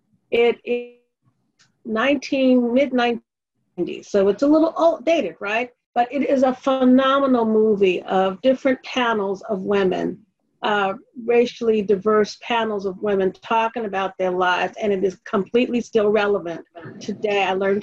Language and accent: English; Missouri, United States; But we're talking, you know, I'm from Missouri, but, you know, at least we're talking about it, right?